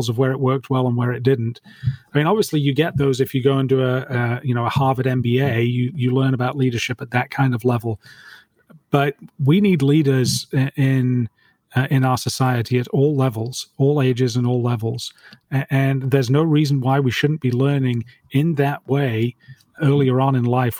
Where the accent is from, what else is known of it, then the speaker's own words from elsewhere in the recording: United Kingdom; now in Dallas, United States; I'm British